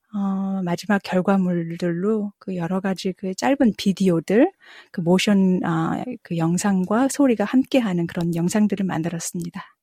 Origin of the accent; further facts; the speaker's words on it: South Korea; also born or lived in United States; now in Melbourne, Australia; 제가 한국에서 태어나서 미국에서 재즈 공부를 했고